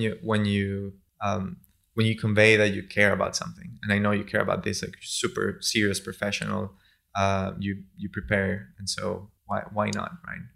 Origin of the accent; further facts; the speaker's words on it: San Juan de los Morros, Guárico, Venezuela; moved away; also born or lived in Turin, Italy; I'm from San Juan de los Morros. It's a city in the center of Venezuela, a couple hours, uh, from Caracas.